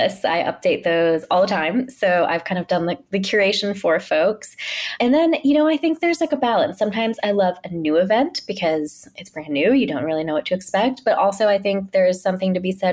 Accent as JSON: {"language": "English", "town": "Pittsburgh", "region": "Pennsylvania", "country": "United States", "tie": "born or raised there", "moved": "as an adult", "lives_now": "New York, United States", "said": "growing up in Pittsburgh"}